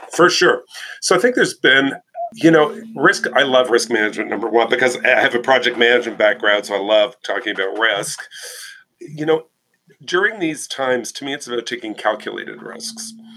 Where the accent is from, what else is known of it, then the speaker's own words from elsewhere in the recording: Canada; And I'm Canadian